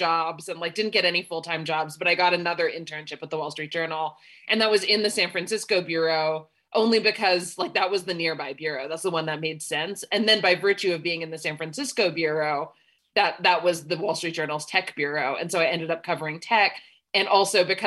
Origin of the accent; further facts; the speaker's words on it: Canada; moved away; also born or lived in United States / south of India (ancestry); a woman born in Canada, raised there and in the US